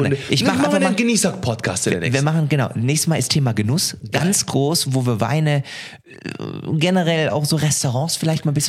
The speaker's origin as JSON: {"language": "German", "country": "Germany"}